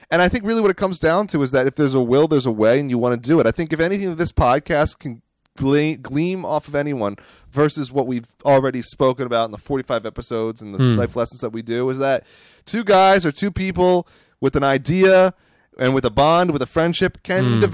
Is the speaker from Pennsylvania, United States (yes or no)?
yes; Phoenixville, Pennsylvania, United States; Pennsylvania. It's my hometown.